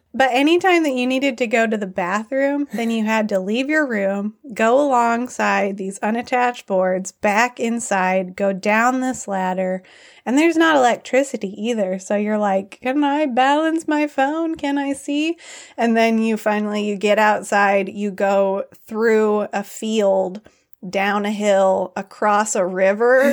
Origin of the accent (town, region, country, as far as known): United States; born or raised there; moved away as an adult; also born or lived in Nepal